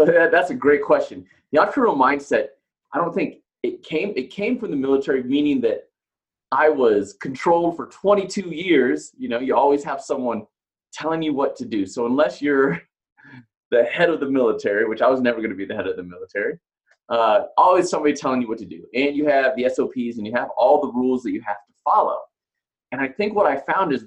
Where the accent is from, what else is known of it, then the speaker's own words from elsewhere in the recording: Ohio, United States; moved away as an adult; now in Colorado, United States; I grew up in Ohio